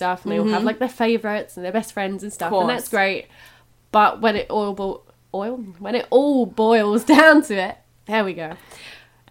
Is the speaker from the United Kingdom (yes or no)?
yes; England, United Kingdom; also born or lived in Ireland / Whitechapel, London; I was born over here, and then we went back to Ireland and moved back over to England when I was about 8 years old